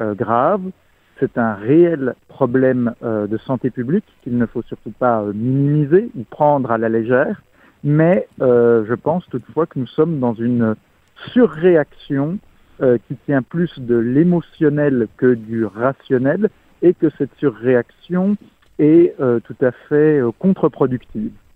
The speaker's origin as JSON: {"language": "French", "country": "France", "said": "en tant que Français"}